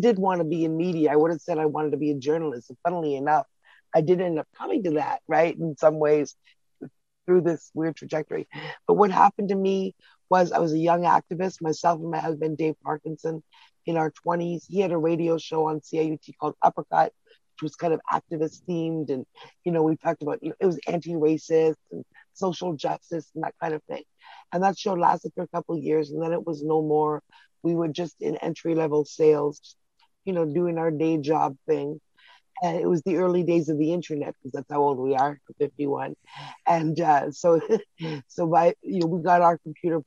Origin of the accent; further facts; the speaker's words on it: Toronto, Ontario, Canada; I'm from Toronto